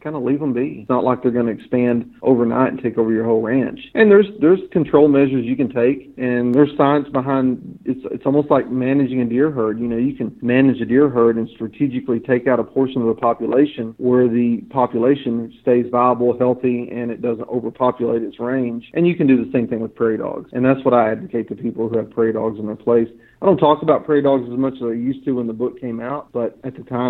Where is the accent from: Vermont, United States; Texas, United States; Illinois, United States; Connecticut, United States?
Texas, United States; Northeast; also born or lived in Childress, Texas; I grew up quail hunting in Northeast Texas